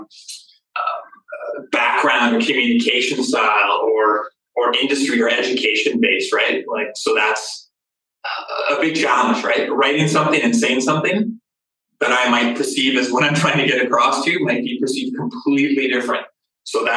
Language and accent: English; Calgary, Alberta, Canada; Born and raised in Calgary, and my dad's an iron worker in Calgary